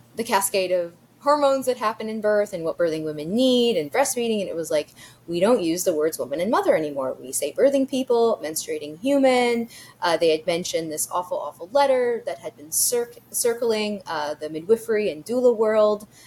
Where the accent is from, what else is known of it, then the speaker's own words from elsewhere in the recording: New York City, New York, United States; now in Texas, United States; growing up in New York City, growing up in Greenwich Village